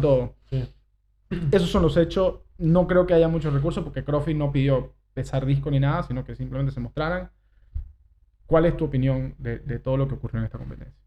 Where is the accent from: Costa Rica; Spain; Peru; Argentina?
Argentina; born or raised there; now in Uruguay